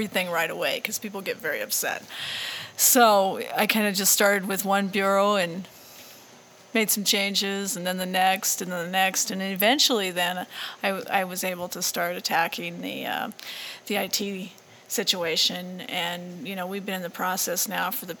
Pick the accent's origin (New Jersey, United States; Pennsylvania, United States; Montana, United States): Montana, United States; you're from Montana